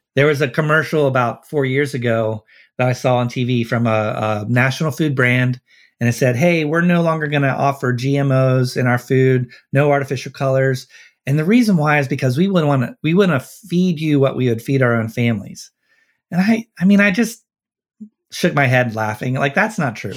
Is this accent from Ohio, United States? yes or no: yes; Cincinnati, Ohio, United States; I grew up in Cincinnati, so, and I live here